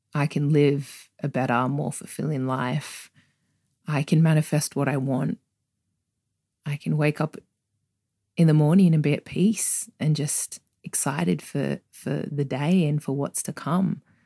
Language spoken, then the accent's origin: English; Sydney, New South Wales, Australia; accent: Australian; growing up where I grew up in Australia, um, on the outskirts of Sydney